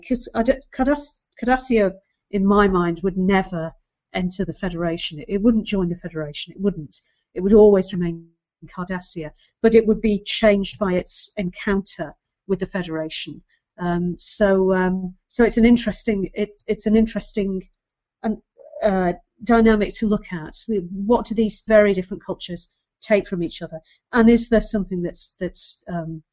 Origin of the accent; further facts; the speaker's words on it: United Kingdom; being a British viewer of an American show